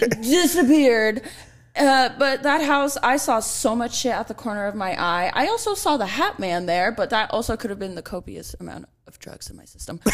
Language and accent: English; Los Angeles, California, United States; I grew up in North Hollywood